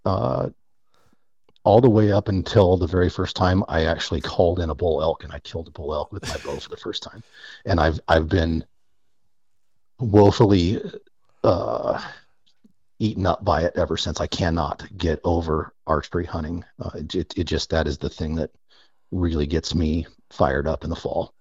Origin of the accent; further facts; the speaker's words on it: United States; born and raised on the North Platte River